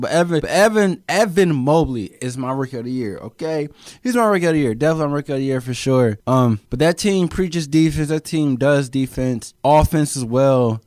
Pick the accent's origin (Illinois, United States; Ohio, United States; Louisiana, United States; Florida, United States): Ohio, United States; Cleveland; I'm from Cleveland, Ohio myself